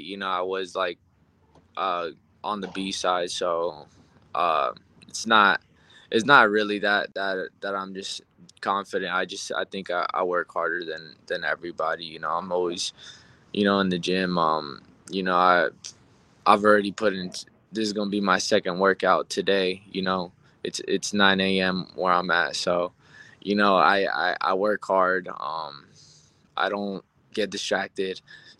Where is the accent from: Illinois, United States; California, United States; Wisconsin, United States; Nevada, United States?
Nevada, United States; Las Vegas; I was born and raised in Vegas